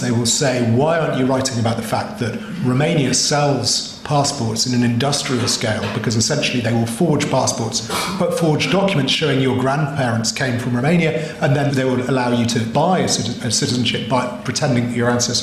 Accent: United Kingdom; I'm British. I also, by an accident of history, am a Canadian.

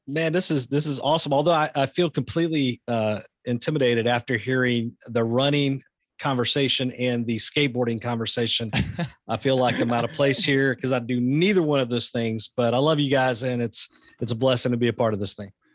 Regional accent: the South, United States; I grew up in the South.

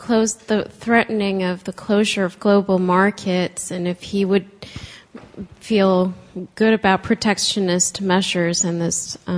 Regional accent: Mexico; moved away; I come from Mexico.

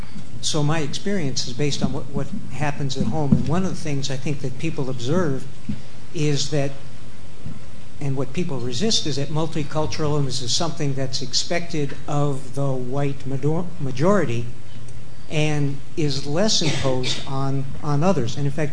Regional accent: Canada; I'm from Canada, where everybody knows we are a terminally nice, pathetically nice country.

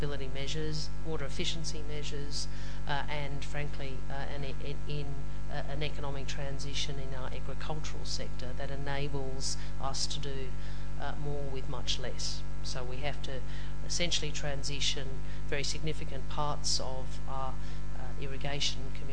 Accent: Adelaide, South Australia, Australia; I come from Adelaide in South Australia

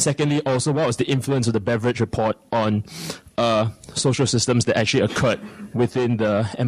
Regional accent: Singapore; moved away as an adult; now in London, United Kingdom; I'm a study abroad student at King's, and I'm from Singapore.

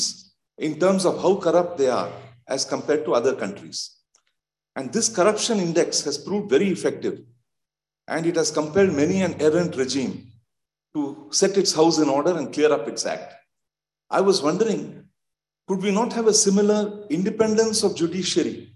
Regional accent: India; I'm from India

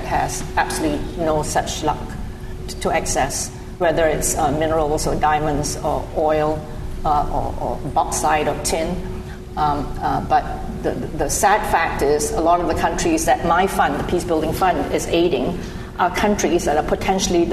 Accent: New York, United States; I come from New York, where schlep is used very commonly

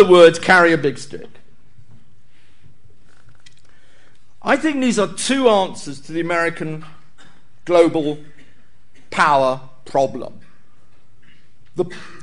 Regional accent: United Kingdom; as a Brit

